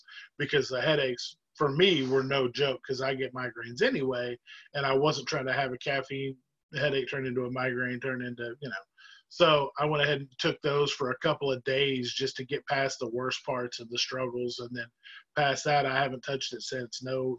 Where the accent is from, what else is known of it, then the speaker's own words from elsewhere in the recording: Southern United States, United States; But for myself, I grew up in the South.